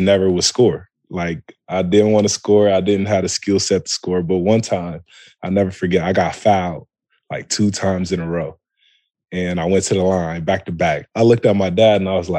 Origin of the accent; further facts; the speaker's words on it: Toledo, Ohio, United States; also born or lived in Columbus, Ohio; I'm born and raised in Toledo, Ohio.